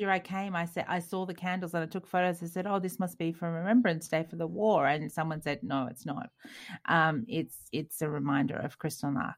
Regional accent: Australia; moved away; we're Australian

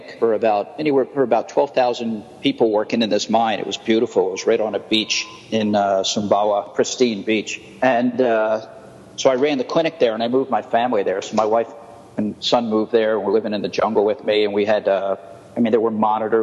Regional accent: New Jersey, United States; moved away as an adult; also born or lived in California; now in Thailand; I grew up in New Jersey in the U.S., and then I spent about 20 years in California until about 2003

